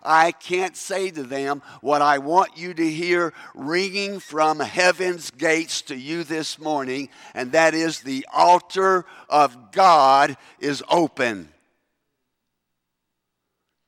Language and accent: English; Kentucky, United States; accent: Kentucky English; first language English; moved away as an adult; also born or lived in South Africa; Kentucky English